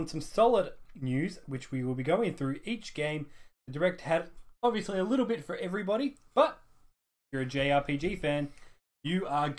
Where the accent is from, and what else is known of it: Australia